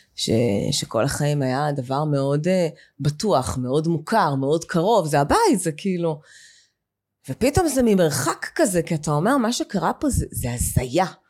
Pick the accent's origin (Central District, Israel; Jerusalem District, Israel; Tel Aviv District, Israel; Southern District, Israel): Southern District, Israel; Be'eri; moved away as an adult; אני בת בארי, גדלתי בקיבוץ בארי מגיל אה, שנתיים עד גיל 26.